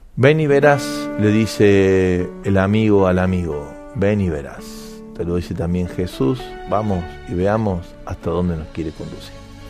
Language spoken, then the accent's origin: Spanish; Argentina; como Argentina en particular